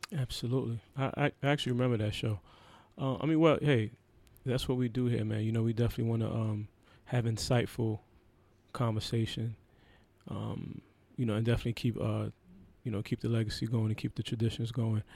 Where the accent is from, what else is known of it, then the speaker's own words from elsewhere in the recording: New York, United States; growing up in New York